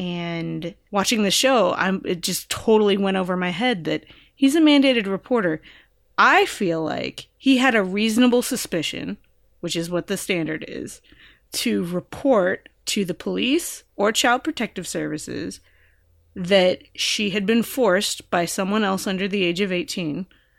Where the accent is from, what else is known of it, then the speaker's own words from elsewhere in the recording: California, United States; the show is set in California and I'm from California and I know the laws about mandated reporting.